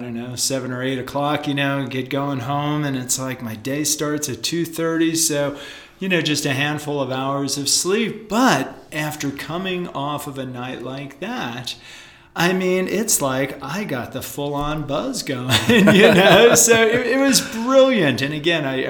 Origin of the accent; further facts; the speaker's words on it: East Coast, United States; moved away; I grew up on the East Coast as a surfer and as a skier